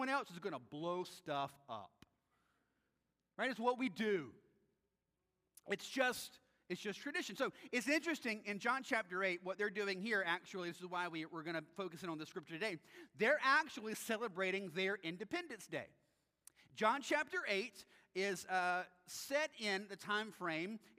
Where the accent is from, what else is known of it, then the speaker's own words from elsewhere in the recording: United States; we as Americans